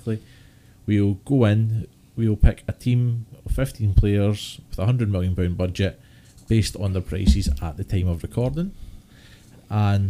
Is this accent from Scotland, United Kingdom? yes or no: yes; Scotland, United Kingdom; being Scottish